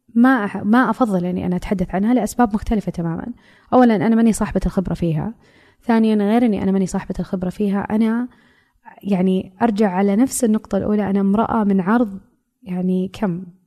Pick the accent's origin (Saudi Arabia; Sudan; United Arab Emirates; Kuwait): Saudi Arabia; هويتي كمرأة سعودية